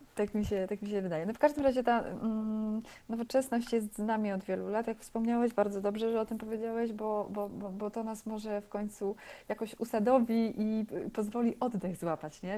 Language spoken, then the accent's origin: Polish; Bydgoszcz, Kuyavian-Pomeranian Voivodeship, Poland; urodziłam się w Bydgoszczy na stadionie żużlowym